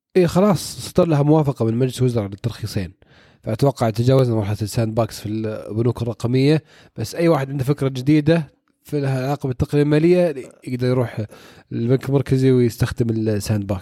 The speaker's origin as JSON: {"language": "Arabic", "country": "Saudi Arabia", "said": "عندنا في السعودية"}